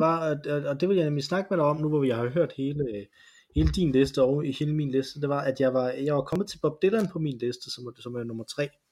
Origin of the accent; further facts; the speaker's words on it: Silkeborg, Central Denmark Region, Denmark; Jeg gik i sin tid, øh, fordi jeg var fra Silkeborg.